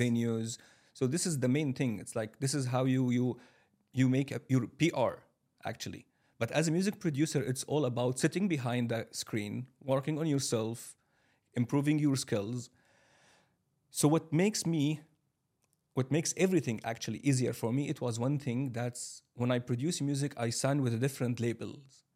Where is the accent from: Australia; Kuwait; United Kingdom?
Kuwait; Kuwait City; moved away as an adult; also born or lived in Syria; now in Dubai, United Arab Emirates; I'm from Syria originally. I have been living my whole life in Kuwait City.